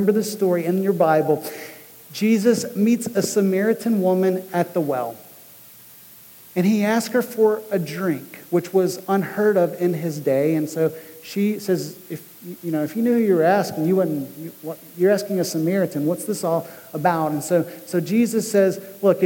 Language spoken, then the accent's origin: English; United States; we as American Christians